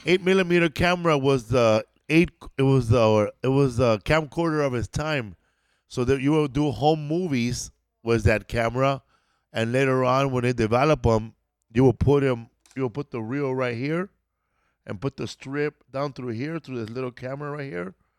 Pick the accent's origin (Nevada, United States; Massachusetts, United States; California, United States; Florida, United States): California, United States; I'm from California